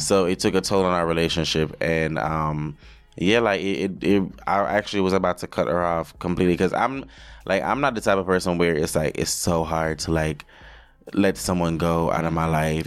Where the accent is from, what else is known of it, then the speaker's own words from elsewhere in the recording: Jamaica; moved away as an adult; also born or lived in Hanover, Jamaica / Montego Bay, Saint James, Jamaica; now in New York, United States; my life growing up in Jamaica